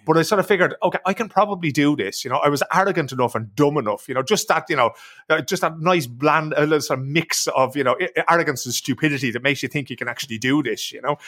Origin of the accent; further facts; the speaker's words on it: Dublin, Leinster, Ireland; moved away as an adult; also born or lived in Marino, Dublin; now in Sweden; I was born and raised and lived in Dundalkarni, and then I lived and went to school in Merino